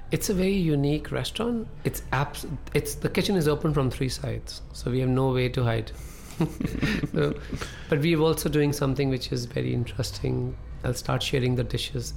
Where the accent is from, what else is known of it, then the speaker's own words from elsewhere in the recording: Amritsar, Punjab, India; English is a second language; moved away; also born or lived in New York City, United States; I'll go back to my hometown, Amritsar